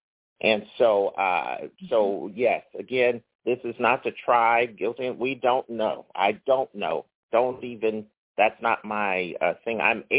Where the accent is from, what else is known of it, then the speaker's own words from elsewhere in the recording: Philadelphia, Pennsylvania, United States; moved away as an adult; also born or lived in Los Angeles; I'm from Philadelphia, so I grew up looking at every corner, and there's Temple University.